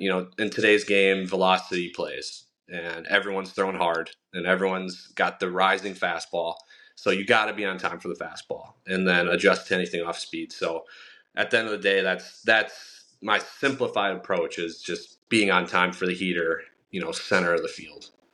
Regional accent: Milwaukee, Wisconsin, United States; I was born and raised in Milwaukee

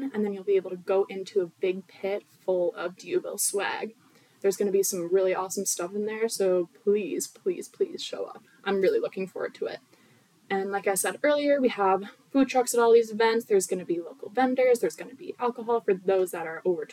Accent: Orchard Park, New York, United States; I'm from Orchard Park, New York.

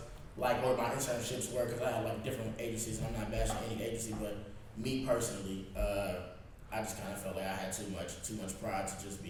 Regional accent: Chicago, Illinois, United States; growing up in Chicago

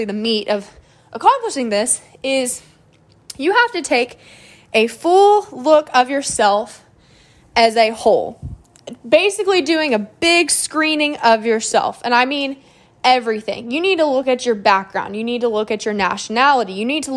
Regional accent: Moore, Oklahoma, United States; I'm from Moore, so this school is about 20 minutes away

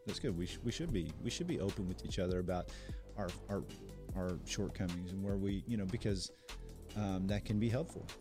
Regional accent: United States; as especially as American Christians

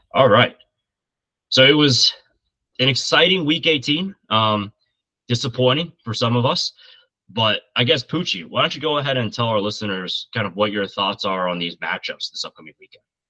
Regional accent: north of Indianapolis, United States; I grew up just uh, north of Indianapolis

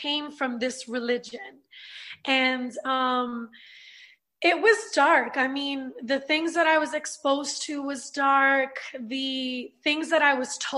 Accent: New York City, New York, United States; now in Orlando, United States; I'm from Brooklyn, New York, born and raised, and I grew up in a Puerto Rican home

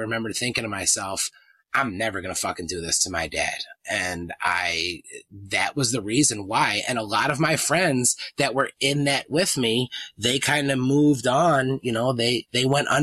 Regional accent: East Coast, United States; I grew up in the East Coast

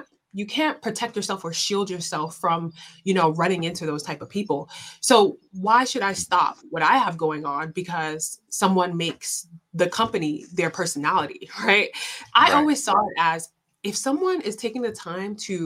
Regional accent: New York City, New York, United States; I grew up in Southside Jamaica, Queens

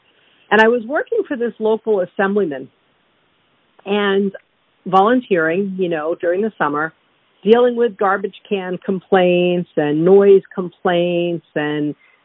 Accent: New York City, New York, United States; as a kid growing up in Brooklyn

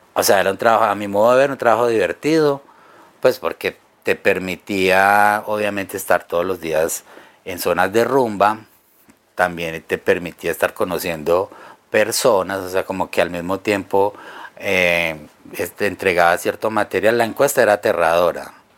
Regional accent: Caldas, Antioquia, Colombia; yo soy de, de Caldas, Antioquia, pues al suroeste de Medellín

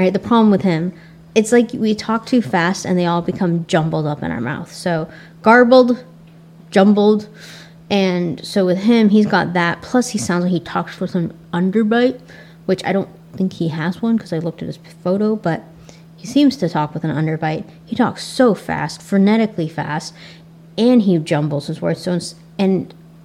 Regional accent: United States; accent: Asian American; my Asian American accent

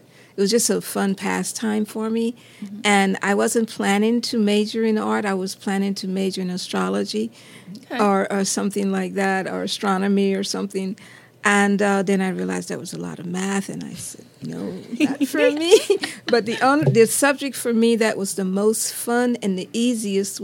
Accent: Geismar, Louisiana, United States; moved away as an adult; also born or lived in Georgia; I grew up in Geismar, Louisiana.

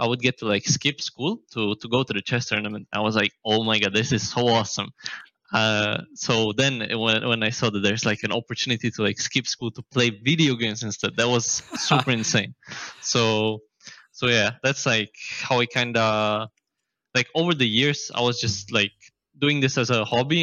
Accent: Prague, Czechia; I was born in Prague in Czech Republic, and I'm living here my entire life.

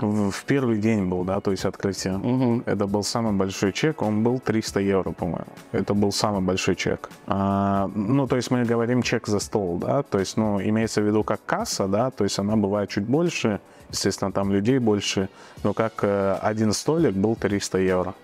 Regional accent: Dushanbe, Tajikistan; moved away as an adult; now in Riga, Latvia; Я родом из Таджикистана, город Душамбе

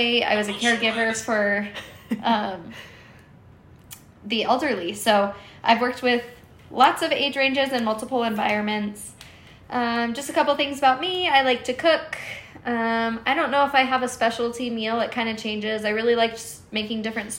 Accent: Arizona, United States; I grew up in Arizona, born and raised

